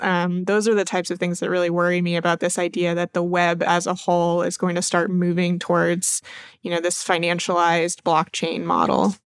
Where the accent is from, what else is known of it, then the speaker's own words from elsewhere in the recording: Maine, United States; moved away; I'm originally from Maine